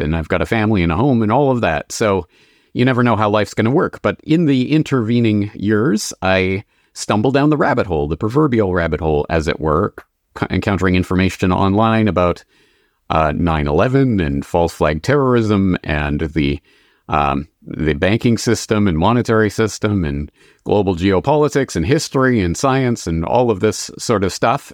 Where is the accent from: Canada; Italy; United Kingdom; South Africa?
Canada; moved away as an adult; also born or lived in Dublin, Ireland; now in Japan; I am a Canadian, born and raised